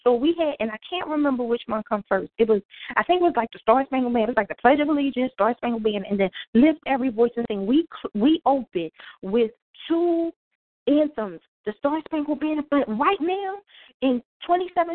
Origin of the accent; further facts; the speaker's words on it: Philadelphia, Pennsylvania, United States; moved away as an adult; now in Raleigh, United States; I was born and raised in North Philadelphia, went to public schools in North Philadelphia